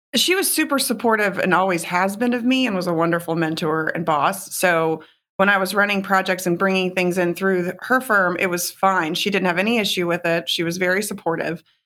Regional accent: Houston, Texas, United States; moved away as an adult; also born or lived in New York / Connecticut; moved back to my hometown of Houston in twenty twelve

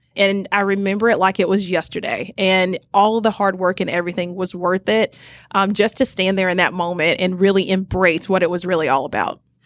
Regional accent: Rome, Georgia, United States; I grew up in a small little town called Rome, Georgia, which is in Northwest Georgia

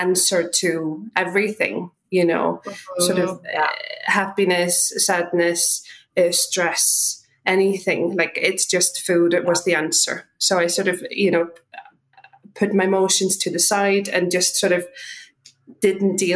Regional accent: Iceland; also born or lived in London; now in Ireland; I'm from Iceland originally

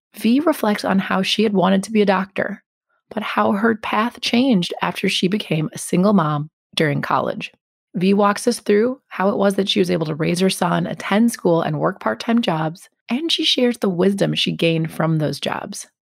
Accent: Milwaukee, Wisconsin, United States; I grew up in the Milwaukee area

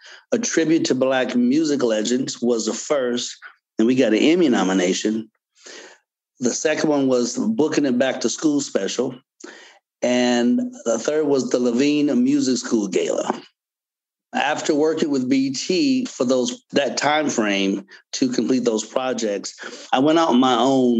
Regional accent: Gary, Indiana, United States; Well, I was born and raised in Gary, Indiana. Yes, home of … because I get that all the time. I'm the oldest. I have four brothers.

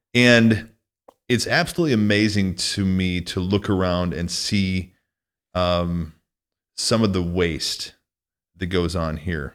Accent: Northwest Illinois, United States; moved away as an adult; also born or lived in Minneapolis / California; now in Nevada, United States; I grew up in Northwest Illinois

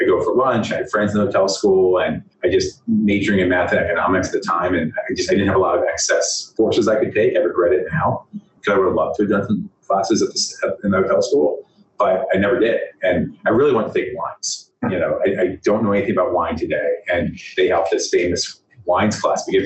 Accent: Washington, District of Columbia, United States; I grew up in the Washington, D.C. area

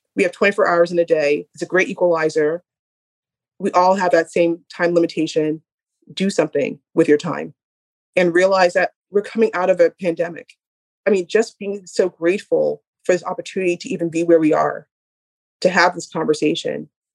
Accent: Boston, Massachusetts, United States; we're all from Boston

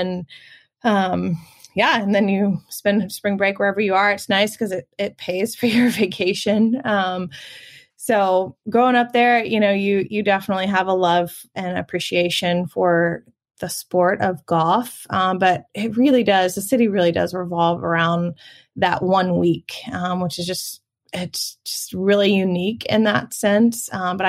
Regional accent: Augusta, Georgia, United States; I grew up in the Deep South. If you are a golfer or a lover of golf and are familiar with the Masters, I grew up in the heart of Augusta, Georgia. Lived there pretty much my whole life until I went to college.

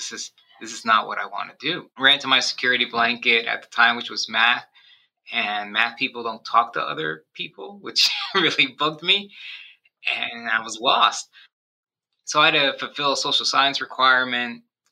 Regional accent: New York, United States; also born or lived in Miami / New Jersey; And so I was born in Miami. I was raised in New York and New Jersey. I've lived in 6 different states, 8 different towns, gone to 10 different schools.

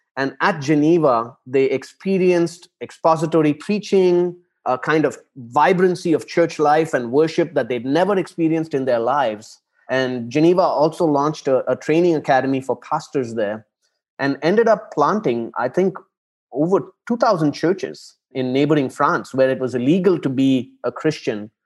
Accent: Chennai, Tamil Nadu, India; moved away as an adult; now in Abu Dhabi, United Arab Emirates; I am originally from Chennai in South India. It's a big city uh, there. And I grew up in Chennai

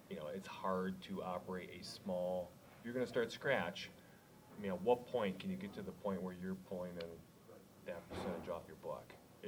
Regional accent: Midwest, United States; we're from the Midwest.

